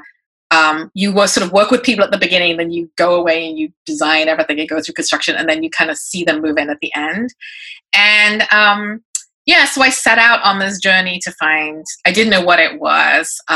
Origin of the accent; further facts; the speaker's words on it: England, United Kingdom; moved away as an adult; now in New York, United States; I'm a British-born Chinese-American, so I was an immigrant daughter of immigrant parents, grew up in England, came to New York when I right after high school